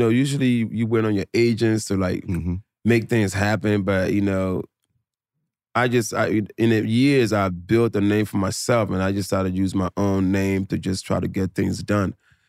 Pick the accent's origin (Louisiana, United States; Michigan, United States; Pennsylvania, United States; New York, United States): Pennsylvania, United States; Philadelphia; born or raised there; also born or lived in New Jersey